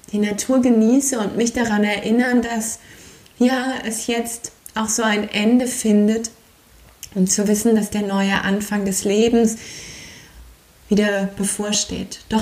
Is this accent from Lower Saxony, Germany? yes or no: no; Aachen, North Rhine-Westphalia, Germany; Dass eine abschließt und eine neue in meiner Heimatstadt in Aachen beginnt und ich Yin-Yoga weiter ins Leben tragen kann.